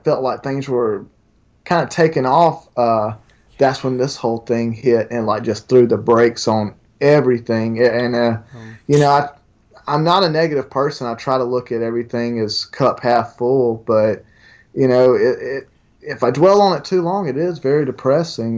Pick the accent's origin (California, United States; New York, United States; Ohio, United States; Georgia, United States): Georgia, United States; LaGrange; I'm from LaGrange, very close to Alabama